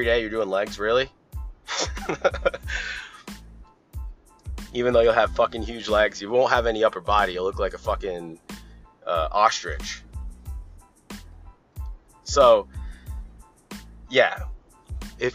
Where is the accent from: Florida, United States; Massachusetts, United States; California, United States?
Massachusetts, United States; Boston; growing up in Boston, in the area